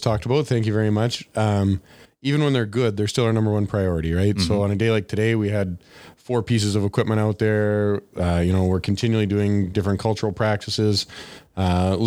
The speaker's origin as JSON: {"language": "English", "town": "Swan River", "region": "Manitoba", "country": "Canada", "tie": "born or raised there", "said": "I grew up in Swan River"}